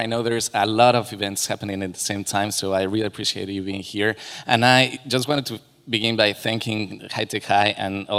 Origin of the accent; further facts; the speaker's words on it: Mexico City, Mexico; I'm Mexican. I'm from Mexico City and from a neighborhood is called Coyoacán.